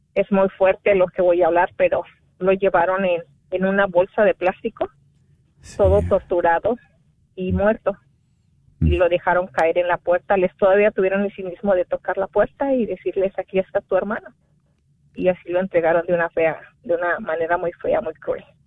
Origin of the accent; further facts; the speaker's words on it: Guerrero, Mexico; de donde soy originaria que es el estado de Guerrero